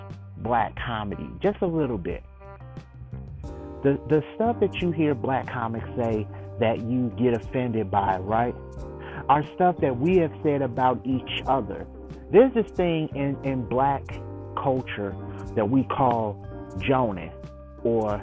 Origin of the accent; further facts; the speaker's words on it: United States; I'm African American